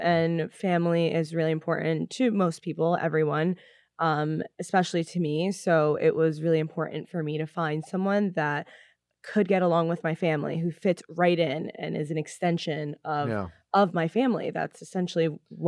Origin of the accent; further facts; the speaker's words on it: New Jersey, United States; we're from Jersey